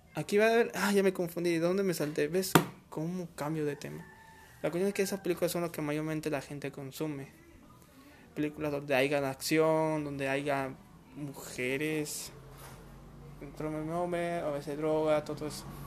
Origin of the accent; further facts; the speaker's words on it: Peru; en mi país bueno en Perú